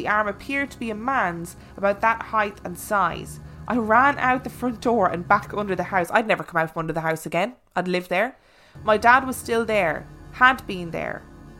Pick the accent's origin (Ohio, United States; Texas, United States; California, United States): California, United States; I grew up in Southern California, pretty close to the beaches right outside LA.